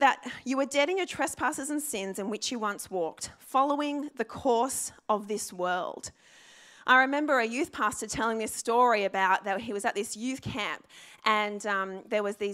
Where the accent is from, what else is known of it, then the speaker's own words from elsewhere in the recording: Sydney, New South Wales, Australia; I actually grew up in the Sutherland Shire.